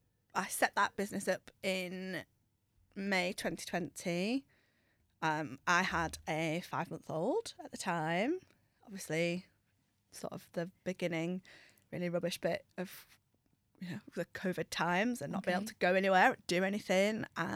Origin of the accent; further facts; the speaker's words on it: Middlesbrough, North East England, United Kingdom; I'm from Middlesbrough originally, so Lucy, it is definitely mam.